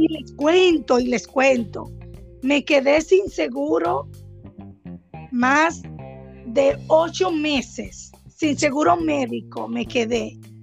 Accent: Cibao, Puerto Plata, Dominican Republic; also born or lived in Bávaro; Yo soy del Cibao, y las personas del Cibao siempre buscamos una segunda opinión

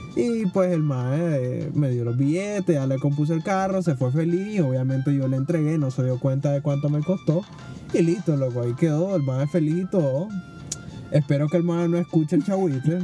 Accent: Nicaragua; como todo nicaragüense

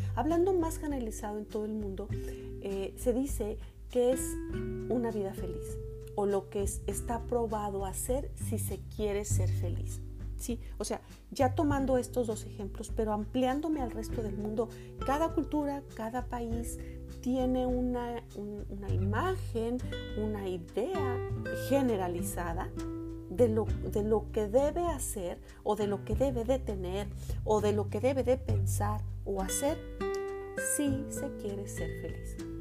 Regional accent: Monterrey, Nuevo León, Mexico; now in Canada; en mi ciudad de origen, Monterrey

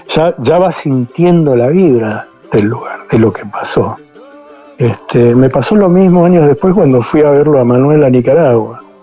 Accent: Argentina; also born or lived in United States; now in Costa Rica; soy primera generación argentino, eh, amo mi país

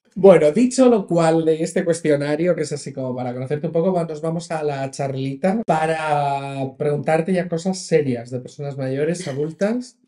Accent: Region of Murcia, Spain; yo soy de Murcia

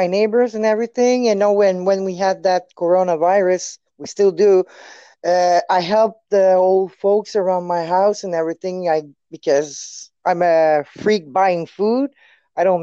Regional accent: Quebec City, Quebec, Canada; accent: French; English is a second language; I'm French too

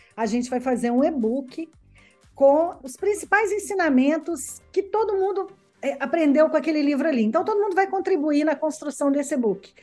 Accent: Belo Horizonte, Minas Gerais, Brazil; moved away as an adult; now in Verona, Italy; nasci em Minas Gerais, em Belo Horizonte. Tem pouco tempo que eu moro aqui na Itália, tem quatro anos

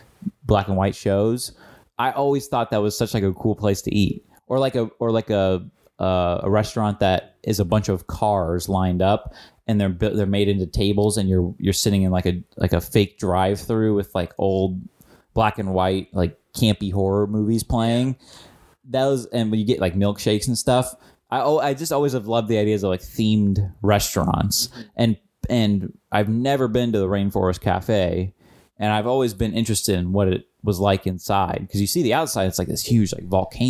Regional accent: Illinois, United States; Reminds me of growing up in Illinois.

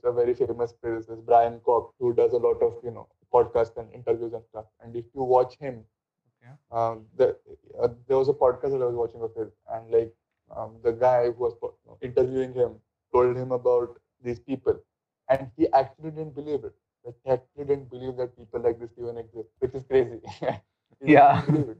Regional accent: India; being Indian

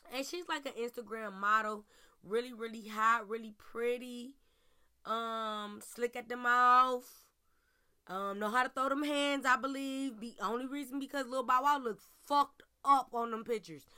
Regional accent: Cleveland, Ohio, United States; Cleveland, my hometown, where I stay, where I reside, where I report from

